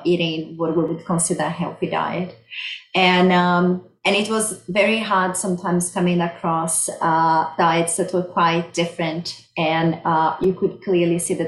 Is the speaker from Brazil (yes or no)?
yes; Brazil; moved away as an adult; also born or lived in Sydney, Australia; now in Victoria, Australia; I'm originally from Brazil. That's why I have this beautiful accent.